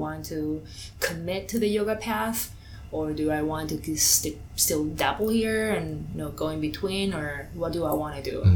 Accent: Spain; English is a second language; moved away; I'm originally from Spain

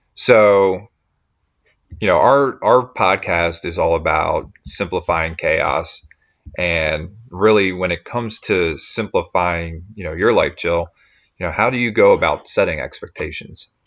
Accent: Baltimore, Maryland, United States; we're from the Baltimore area.

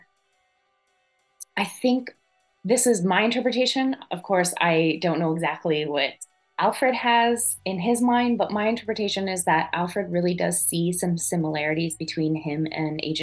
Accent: an hour south of Montreal, Quebec, Canada; I grew up an hour south of Montreal

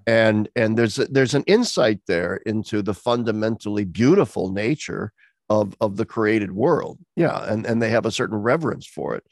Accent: Pennsylvania, United States; here in my home state of Pennsylvania

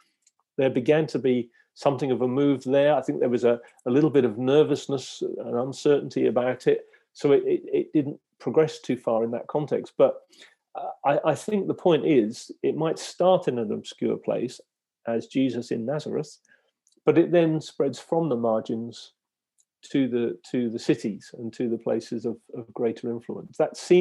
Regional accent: Lowestoft, East of England, United Kingdom; I'm from Lowestoft

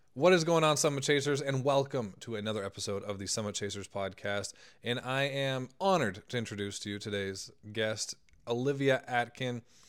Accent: Canada; I'm Canadian

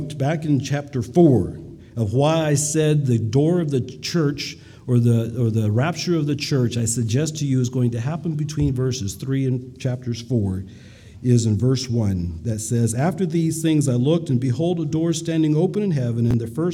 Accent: United States; we as American Mennonites

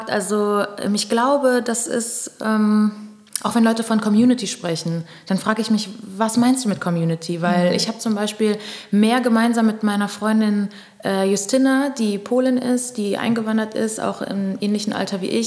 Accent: Pernambuco, Brazil; ja, ich bin Brasilianerin, mhm. weil Brasilien ist das fünftgrößte Land der Welt. Also ich könnte gerade sagen, okay, Pernambucana vielleicht.

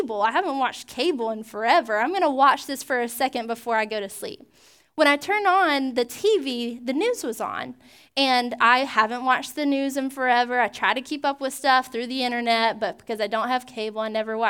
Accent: Georgia, United States; now in Pensacola, United States; When I was growing up in Georgia

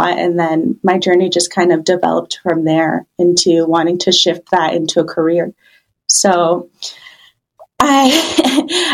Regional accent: Baja California, Mexico; moved away as an adult; now in Central Oregon, United States; I'm actually originally from Baja, California

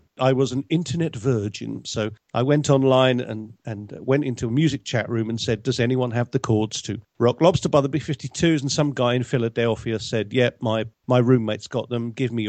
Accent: Bedfordshire, East of England, United Kingdom; moved away as an adult; also born or lived in Surrey; now in United States; Well, I grew up in a very rural part of England called Bedfordshire, which was at the time in the 60s a sort of a farming community, as it were. Well, not farming, but rural anyway. And then when I was very young, before I started school, we moved to South London.

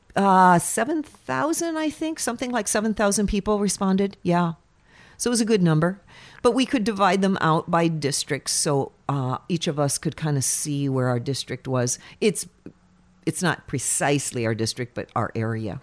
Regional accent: Fairbanks, Alaska, United States; Born and raised in Fairbanks

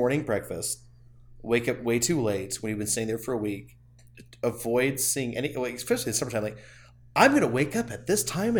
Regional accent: around Las Vegas, Nevada, United States; also born or lived in San Diego; we grew up around Vegas, and it's just nothing.

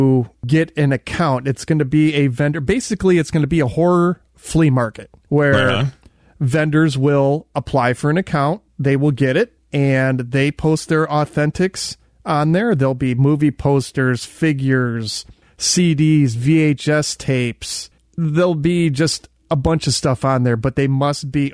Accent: Midwest, United States; we grew up in the Midwest

